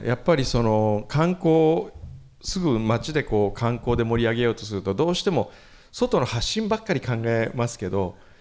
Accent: Kumamoto, Japan

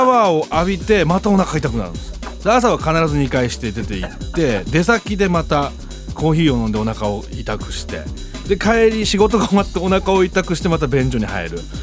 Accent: Gifu, Japan; 僕と同じ岐阜出身だったんですよ

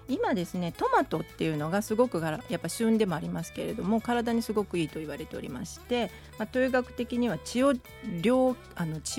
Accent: Tokai, Japan; moved away; 東海出身なので香味ソース派なんですね

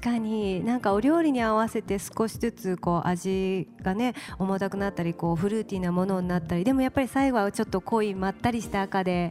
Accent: Fukuoka, Japan; 私たちやっぱり福岡出身

